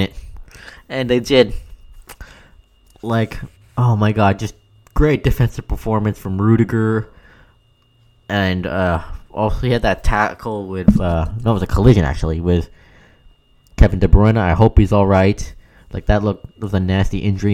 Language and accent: English; Canada; I know I'm Canadian